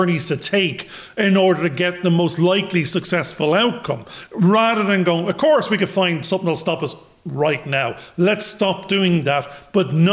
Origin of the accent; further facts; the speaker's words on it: Ireland; I'm a bald 52-year-old Irish bloke